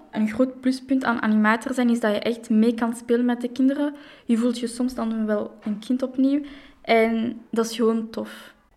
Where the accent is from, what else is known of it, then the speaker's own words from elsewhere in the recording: Brussels, Brussels-Capital Region, Belgium; Ik ben opgegroeid in Jet, dus ik heb wel mijn hele leven in Brussel gewoond